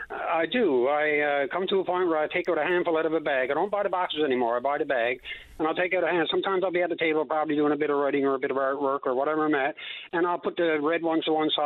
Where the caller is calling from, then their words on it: Corner Brook, Newfoundland and Labrador, Canada; I'm calling from Cornerbrook.